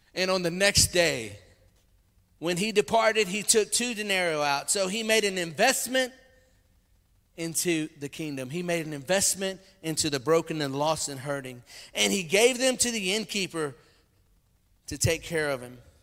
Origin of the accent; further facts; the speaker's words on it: Louisiana, United States; moved away; I came from Louisiana. I came from the swamps and the bayous of Louisiana, and we like sweet tea